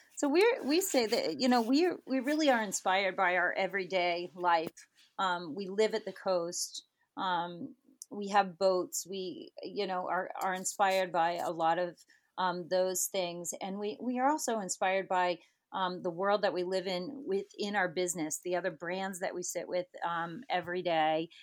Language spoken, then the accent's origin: English; Ohio, United States; would always call myself an Ohio girl. Grew up in Ohio with three brothers